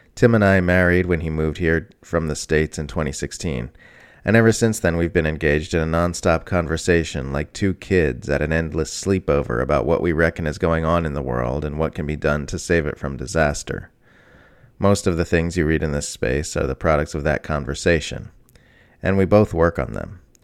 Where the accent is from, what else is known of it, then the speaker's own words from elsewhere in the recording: Australia; I am an Australian mother of two who just turned 47.